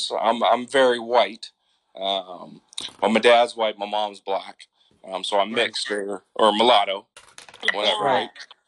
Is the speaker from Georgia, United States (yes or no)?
yes; Atlanta, Georgia, United States; now in Canada; I was around my black family a lot growing up when I was young, because we grew up in Atlanta. It was all black family all the time, right?